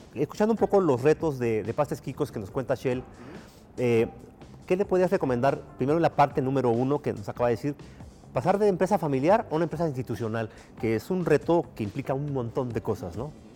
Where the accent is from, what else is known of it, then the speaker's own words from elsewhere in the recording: Mexico; los que somos mexicanos